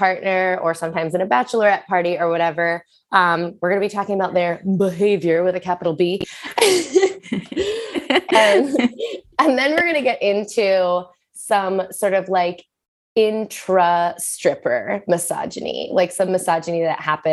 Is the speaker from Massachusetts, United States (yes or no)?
yes; Boston, Massachusetts, United States; also born or lived in San Francisco; now in New York, United States; I am from Boston, and that's where I started dancing